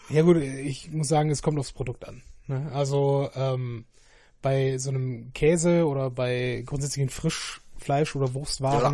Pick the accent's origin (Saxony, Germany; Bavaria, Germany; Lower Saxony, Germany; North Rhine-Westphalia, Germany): North Rhine-Westphalia, Germany; Essen; wir sind ja beide Essener.